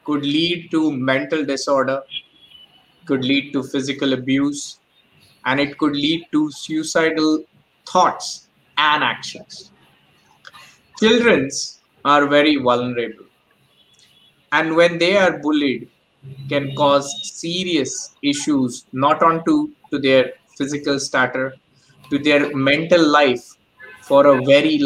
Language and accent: English; Mumbai, Maharashtra, India; Mumbai, my hometown